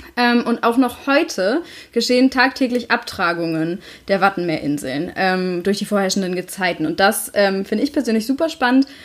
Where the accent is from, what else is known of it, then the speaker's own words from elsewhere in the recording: Schleswig-Holstein, Germany; ich bin ja auch in Schleswig-Holstein groß geworden